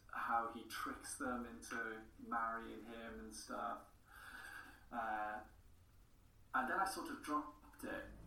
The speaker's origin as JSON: {"language": "English", "town": "Porthcawl", "region": "Wales", "country": "United Kingdom", "first_language": "English", "said": "I'm from Porthcawl, so we're a small town."}